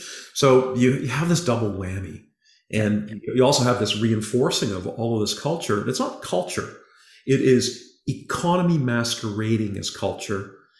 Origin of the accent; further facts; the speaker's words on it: Halifax, Nova Scotia, Canada; born there; I was born in Halifax.